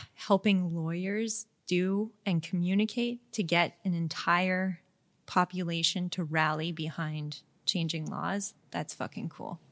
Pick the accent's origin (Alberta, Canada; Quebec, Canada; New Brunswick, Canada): Quebec, Canada; Montreal; I'm from Montreal